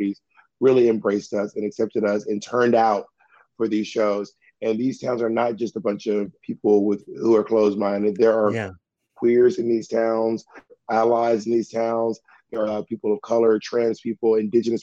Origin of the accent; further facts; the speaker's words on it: Columbus, Georgia, United States; also born or lived in the South; now in New York City, United States; I'm really proud to be from Columbus, Georgia